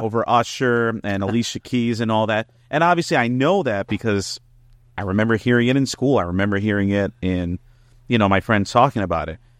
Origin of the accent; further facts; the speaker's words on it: Elizabeth, New Jersey, United States; I'm from Elizabeth, New Jersey